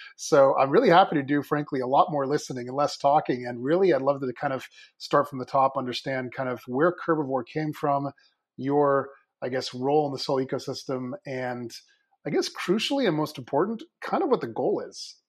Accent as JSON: {"language": "English", "town": "Mill Valley", "region": "California", "country": "United States", "tie": "born or raised there", "said": "my hometown up in Northern California, if you happen to know the area, uh, Little Mill Valley, just north of the Golden Gate Bridge"}